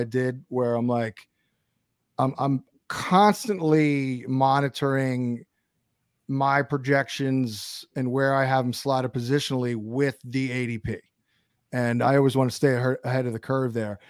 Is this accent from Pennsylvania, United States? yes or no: no; Brooklyn, New York, United States; moved away; I'm actually from Brooklyn originally